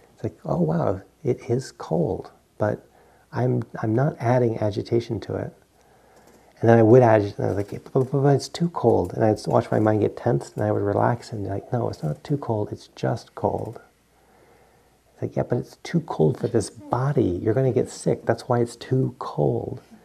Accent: Providence, Rhode Island, United States; moved away; I grew up in Providence, Rhode Island, and we you know get three feet of snow every now and then

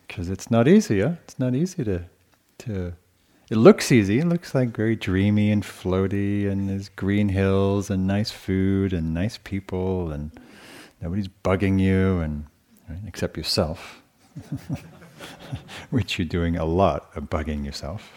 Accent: England, United Kingdom; moved away; So I grew up with in England

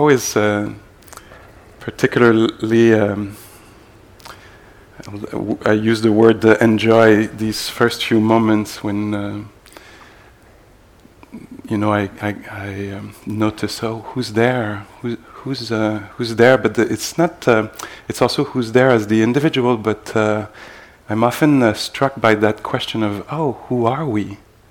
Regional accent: Montreal, Quebec, Canada; I'm from Montreal, where I teach also

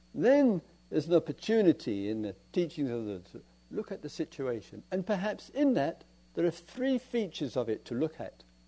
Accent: England, United Kingdom; We're English

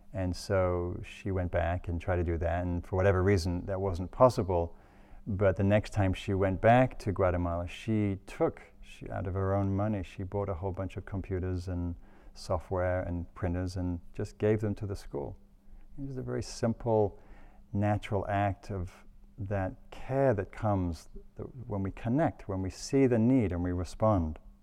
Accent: England, United Kingdom; now in California, United States; I'm English

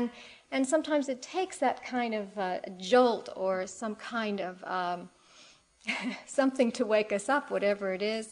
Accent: Cleveland, Ohio, United States; now in San Francisco, United States; I grew up in Cleveland, Ohio, in the Midwest, not so far away from here. And I haven't lived there for about 30 years

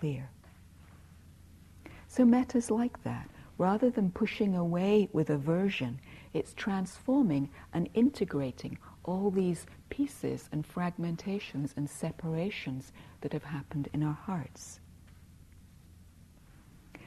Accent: England, United Kingdom; I grew up in England where there was a lot of emphasis on being nice

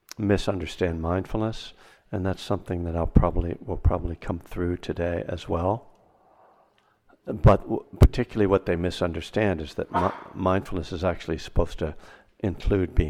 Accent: East Coast, United States; now in Berkeley, United States; I'm from the East Coast, even though I live in Berkeley, California

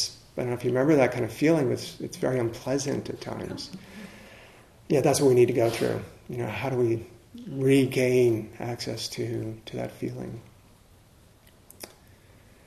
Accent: the Maryland area, United States; I grew up in the Maryland area, and so the Potomac River is right there

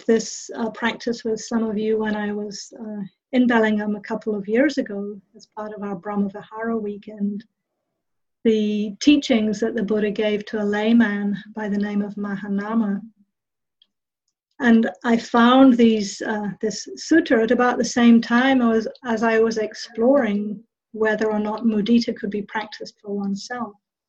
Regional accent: England, United Kingdom; also born or lived in New Zealand; I grew up in England and in New Zealand.

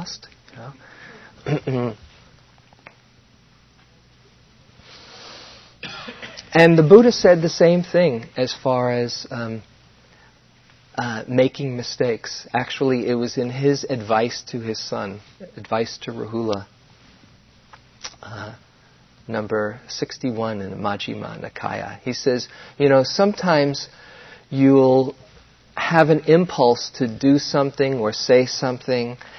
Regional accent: New York City, New York, United States; our growing up in New York

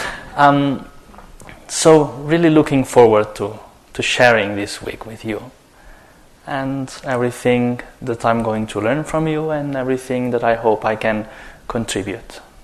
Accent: Spain; I'm coming from Spain

